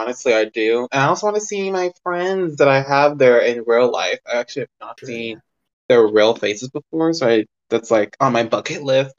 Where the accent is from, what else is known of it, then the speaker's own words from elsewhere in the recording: Texas, United States; I'm from Texas, and you know, here there's not a lot of musicians. At least where I live, there's not a lot of them.